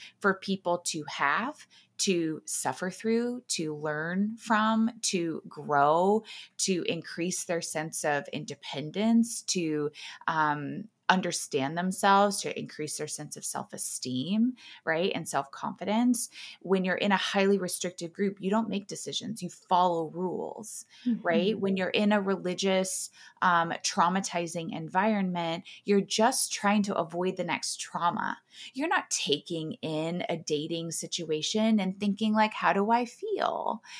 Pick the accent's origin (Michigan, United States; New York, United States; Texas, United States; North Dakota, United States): Texas, United States; I grew up in Texas. I grew up in a lot of small towns. My dad was a football coach, so we moved around a lot.